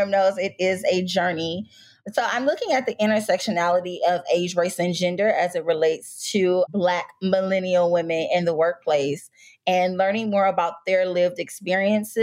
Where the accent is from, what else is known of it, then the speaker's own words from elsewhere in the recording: Detroit, Michigan, United States; moved away as an adult; now in Washington, D.C. area, United States; I'm originally from Detroit, Michigan, and went to Michigan State undergrad